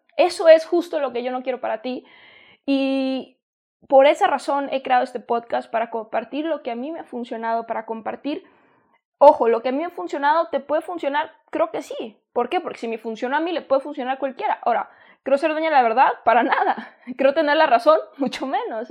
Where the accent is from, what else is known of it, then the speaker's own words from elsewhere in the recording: Mexico; also born or lived in San Diego, United States; Yo soy de México y estuve en San Diego